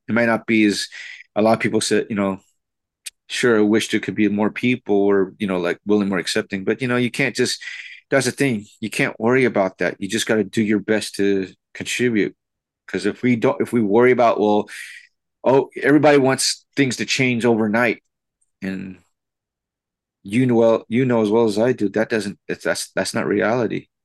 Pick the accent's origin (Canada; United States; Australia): United States; as a Filipino American